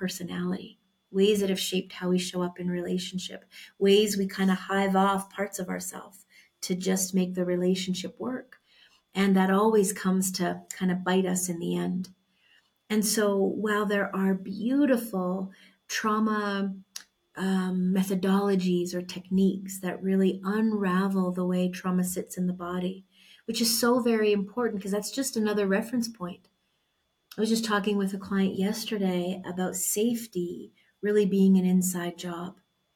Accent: Canada; moved away as an adult; now in Mexico; I was born in Canada and we moved to Mexico about a year and a half ago now.

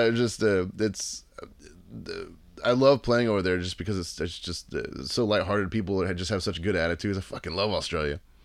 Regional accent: Texas, United States; in Texas where I live it's like you know uh, my hometown is like five hours away

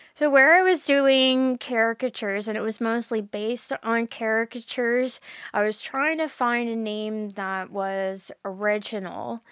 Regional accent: Bridgewater, Nova Scotia, Canada; I'm from Bridgewater, so it is in Lunenburg County

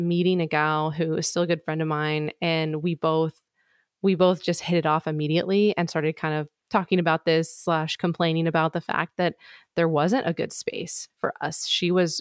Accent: Midwest, United States; moved away; I'm from the Midwest. That's where I was born and raised. I'm actually in the process of moving back to the Midwest right now

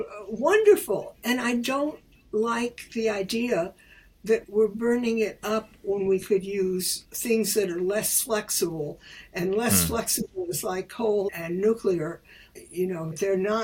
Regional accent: Chicago, Illinois, United States; moved away; as a little girl, I grew up in Chicago. And Chicago, where I lived on the south side

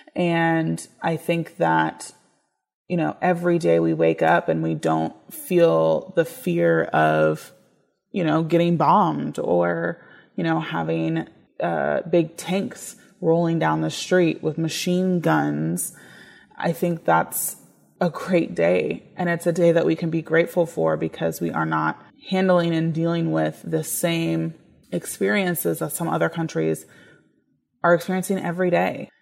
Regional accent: United States; I am an American in the sense that I was born here

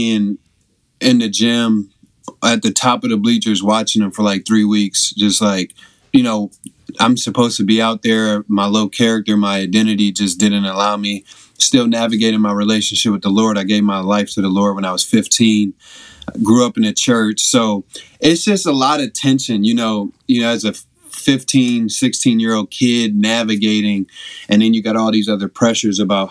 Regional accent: Evanston, Illinois, United States; also born or lived in Chicago; grew up in Evanston, Illinois. Was born there, born and raised in Evanston.

